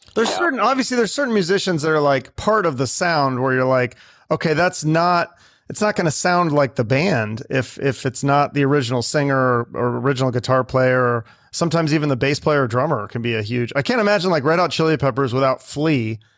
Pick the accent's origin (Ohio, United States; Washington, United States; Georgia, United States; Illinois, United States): Washington, United States; Seattle; I'm from Seattle, so I grew up in the Seattle in the '90s.